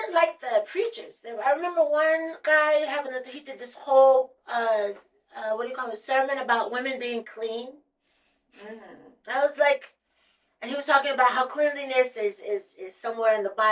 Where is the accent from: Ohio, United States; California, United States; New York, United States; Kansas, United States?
Ohio, United States; I'm from Ohio